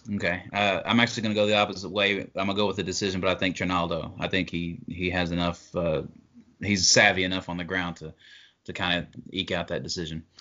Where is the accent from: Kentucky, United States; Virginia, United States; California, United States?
Kentucky, United States; I'm from Kentucky.